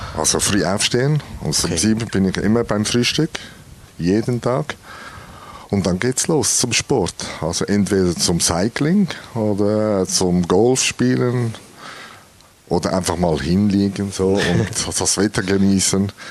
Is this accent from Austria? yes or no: no; Switzerland; bei uns in der Schweiz